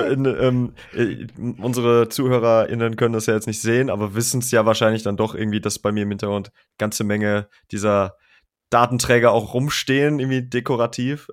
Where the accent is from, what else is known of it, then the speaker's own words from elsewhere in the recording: Germany; bei uns in Deutschland